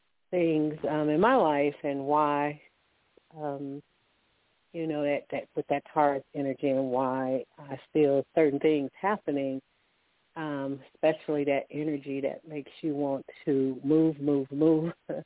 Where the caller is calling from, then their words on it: Alabama, United States; I'm calling from Alabama